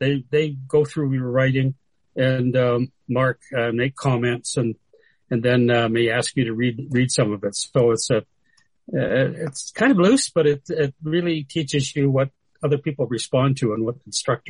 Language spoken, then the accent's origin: English; Medicine Hat, Alberta, Canada; also born or lived in Edmonton, Alberta; now at 78, it's not really brief anymore. I was born in Medicine Hat, Alberta, where I still have family, and I visit there whenever I can.